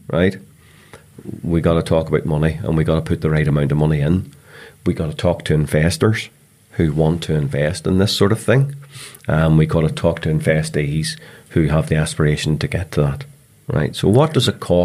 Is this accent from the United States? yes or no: no; Northern Ireland, United Kingdom; I'm quite Northern Irish